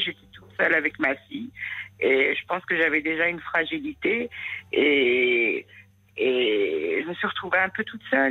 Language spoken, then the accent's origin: French; France; née en France, donc française. Comme je l'étais